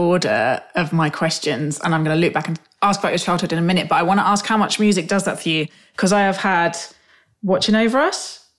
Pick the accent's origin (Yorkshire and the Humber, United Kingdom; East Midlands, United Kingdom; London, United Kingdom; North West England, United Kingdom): London, United Kingdom; I'm from South London, and therefore my geography of that area is patchy.